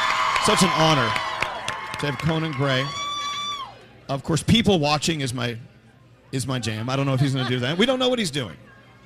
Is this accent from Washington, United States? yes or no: no; McKinney, Texas, United States; now in New York City, United States; I'm from McKinney, Texas.